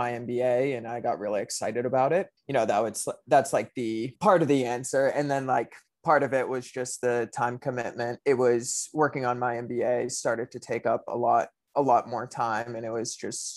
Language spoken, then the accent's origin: English; Pittsburgh, Pennsylvania, United States; moved away as an adult; also born or lived in New York; I grew up in Pittsburgh